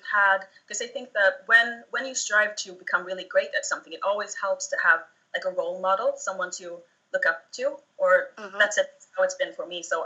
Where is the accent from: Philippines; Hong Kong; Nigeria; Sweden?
Sweden; Småland; I grew up in the south of Sweden in an area called Småland